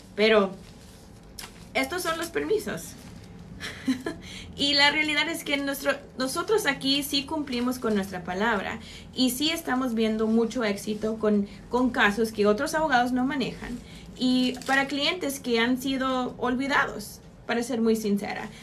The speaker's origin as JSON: {"language": "Spanish", "country": "Mexico", "said": "soy, soy latina y soy mexicana"}